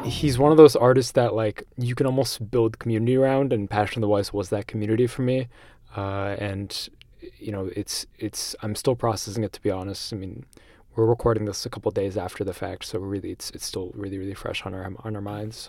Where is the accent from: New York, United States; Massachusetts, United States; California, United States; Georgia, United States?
Massachusetts, United States; Shrewsbury; I'm born and raised in Massachusetts, this tiny little town in central Mass called Shrewsbury.